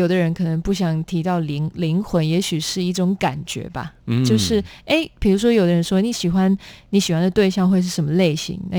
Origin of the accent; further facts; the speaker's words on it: Netherlands; born there; 我因为在荷兰出生，然后我们从小学就开始有各种有关环保的一些概念